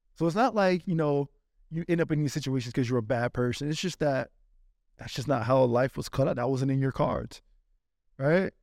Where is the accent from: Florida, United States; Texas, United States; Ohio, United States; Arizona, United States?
Florida, United States; also born or lived in Spain; I'm from Florida